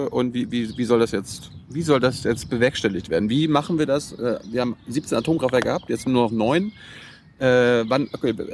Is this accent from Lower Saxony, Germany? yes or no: no; Mecklenburg-Vorpommern, Germany; ich komme aus Mecklenburg, da stehen allein 50 auf einem Feld.